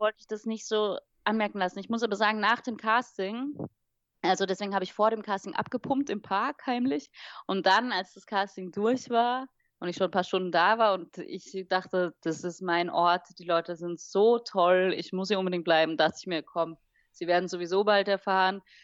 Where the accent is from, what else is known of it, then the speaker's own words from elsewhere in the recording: Vienna, Austria; also born or lived in Wiesbaden-Niedernhausen, Germany / Singapore / London; now in Berlin, Germany; ich bin ja in Wien hauptsächlich aufgewachsen